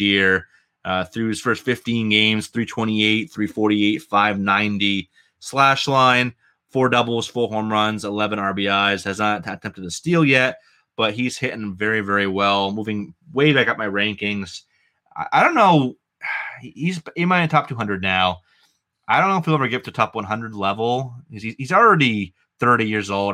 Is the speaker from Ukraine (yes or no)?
no; New England, United States; accent: New England; my New England accent